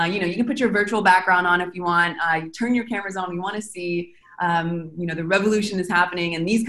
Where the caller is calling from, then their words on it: Argentina; I'm calling from Argentina.